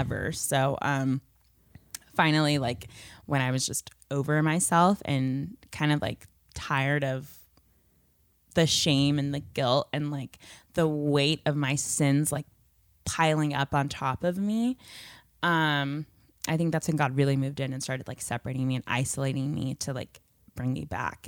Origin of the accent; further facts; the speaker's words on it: Chandler, Arizona, United States; also born or lived in Pleasantville, New Jersey / Bowie, Maryland; I lived there for about eight years, and then I moved to Bowie, Maryland, and I lived there for about two years. And then I moved here to Chandler, Arizona